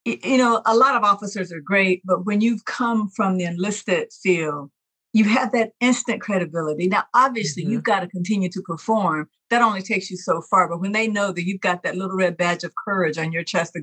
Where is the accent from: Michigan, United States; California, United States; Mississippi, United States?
Mississippi, United States; moved away as an adult; I'm originally from Mississippi, got to go back home